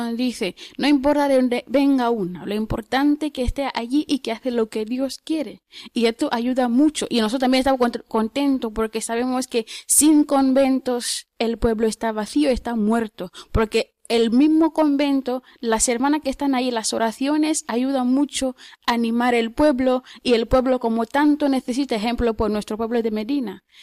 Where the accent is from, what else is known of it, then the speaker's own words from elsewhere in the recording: Tanzania; Spanish is a second language; Soy de Tanzania.